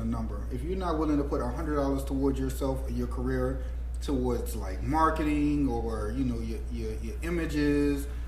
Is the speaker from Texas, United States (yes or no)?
no; New Orleans, Louisiana, United States; growing up in New Orleans mm-hmm. and being from New Orleans